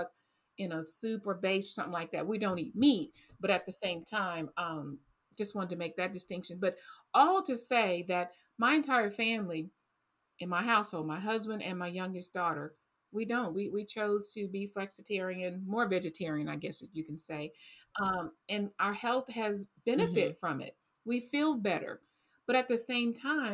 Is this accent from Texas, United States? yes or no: yes; Texas, United States; I grew up on fried, I'm from Texas